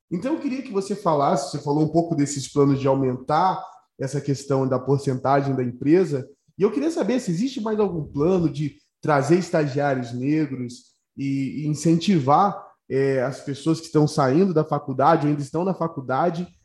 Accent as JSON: {"language": "Portuguese", "region": "Rio de Janeiro", "country": "Brazil", "lives_now": "São Paulo, Brazil", "said": "com relação ao Rio, sou carioca, moro em São Paulo"}